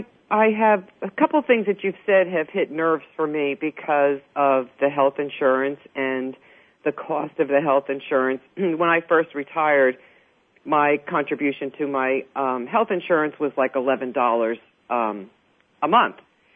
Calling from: New Jersey, United States; I'm calling from New Jersey.

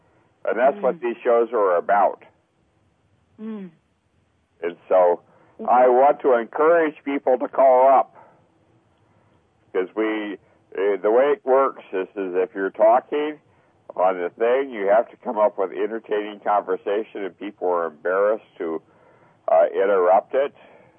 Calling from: Melbourne Village, Florida, United States; I'm calling from Melbourne Village, Florida.

